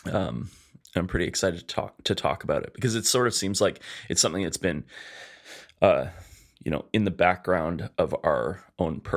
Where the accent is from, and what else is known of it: Edmonton, Alberta, Canada; born or raised there